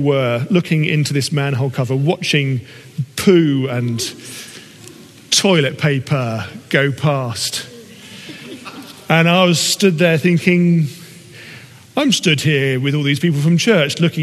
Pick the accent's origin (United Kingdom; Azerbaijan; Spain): United Kingdom; we are British